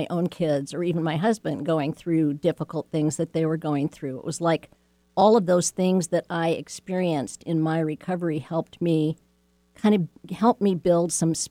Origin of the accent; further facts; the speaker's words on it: Beverly Hills, California, United States; growing up in Beverly Hills